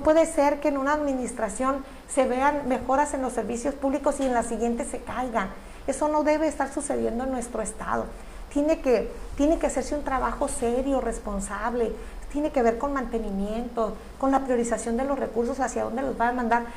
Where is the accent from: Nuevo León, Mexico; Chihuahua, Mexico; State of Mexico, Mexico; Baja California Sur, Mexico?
Baja California Sur, Mexico; un profundo amor a mi tierra